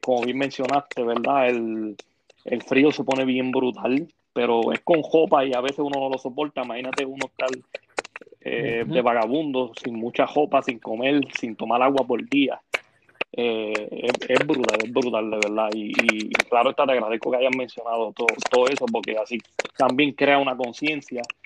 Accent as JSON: {"language": "Spanish", "town": "Ponce", "country": "Puerto Rico", "said": "de las calles de Ponce"}